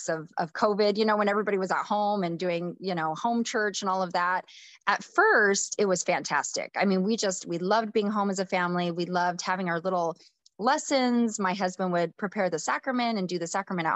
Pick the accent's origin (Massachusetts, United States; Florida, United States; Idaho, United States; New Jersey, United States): Idaho, United States; North; I grew up in a small farm town, born and raised in the church. My husband and I met at school, University of Idaho. We're from North Idaho area